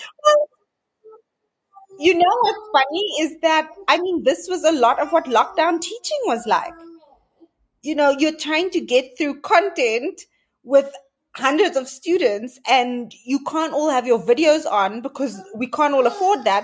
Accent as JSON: {"language": "English", "town": "Cape Town", "region": "Western Cape", "country": "South Africa", "tie": "born or raised there", "said": "I grew up in Cape Town in a quite traditional colored home"}